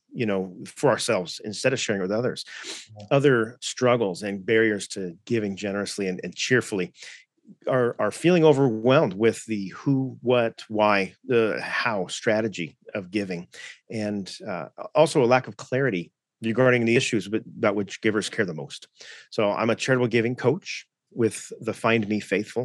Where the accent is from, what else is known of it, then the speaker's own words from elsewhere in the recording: Southern California, United States; moved away as an adult; now in Coeur d'Alene, United States; I was raised in Southern California, which I like to say is a good place to be from.